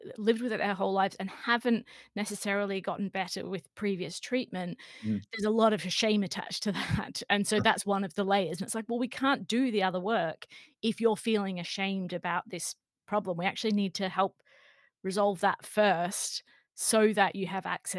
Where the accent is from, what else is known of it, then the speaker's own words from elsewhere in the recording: Australia; now in England, United Kingdom; I'm actually Australian by background, by birth. I grew up in Australia.